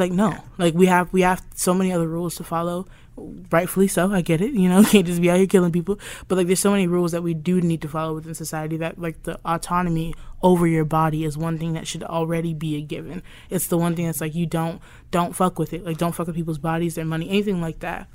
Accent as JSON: {"language": "English", "region": "Alabama", "country": "United States", "tie": "born or raised there", "said": "growing up in Alabama"}